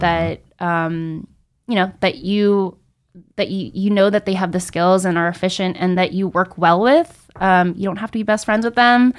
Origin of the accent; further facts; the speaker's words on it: Rockland County, New York, United States; I'm a New York native, specifically from Rockland County.